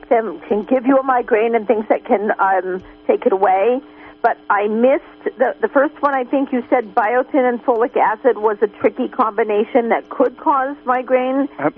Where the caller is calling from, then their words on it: Willits, California, United States; from Willits.